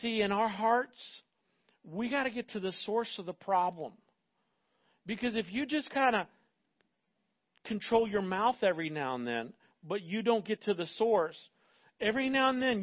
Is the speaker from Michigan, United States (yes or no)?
no; Central Florida, United States; I grew up in Central Florida